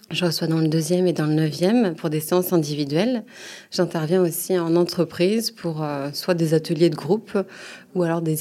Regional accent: Normandy, France; now in Paris, France; j'habite à Paris dans le deuxième. Euh, ça fait quelques années que je suis à Paris, mais sinon je suis originaire de Normandie. D'accord. Euh, voilà, j'ai grandi là-bas.

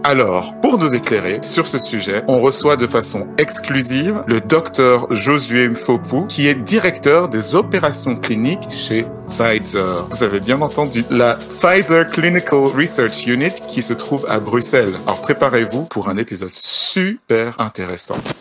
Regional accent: Cameroon; now in Belgium; on est même de la même région, Au, Cameroun

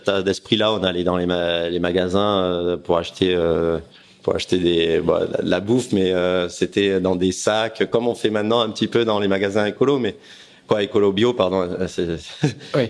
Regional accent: Aix-en-Provence, Provence-Alpes-Côte d'Azur, France; J'étais Aix-en-Provence. On vivait avec ma famille

